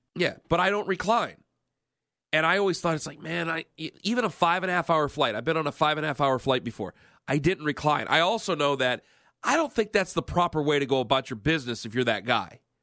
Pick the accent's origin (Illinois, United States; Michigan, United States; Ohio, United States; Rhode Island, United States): Ohio, United States; Cleveland; I'm from Cleveland